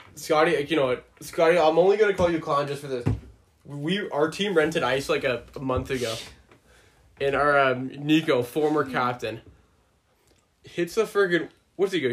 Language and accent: English; Boulder County, Colorado, United States; now in Canada; I'm a native from Boulder County